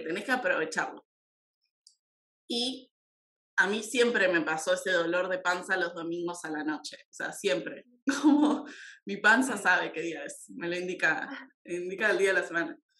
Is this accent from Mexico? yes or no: no; Argentina; de Argentina.